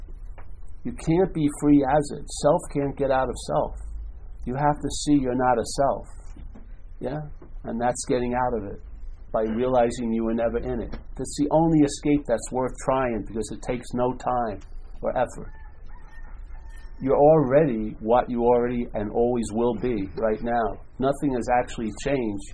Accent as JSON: {"language": "English", "region": "California", "country": "United States", "said": "I'm from California"}